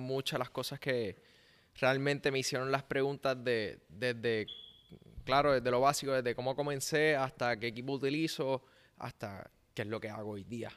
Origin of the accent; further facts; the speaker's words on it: Puerto Rico; first language Spanish; es su primer lenguaje como puertorriqueño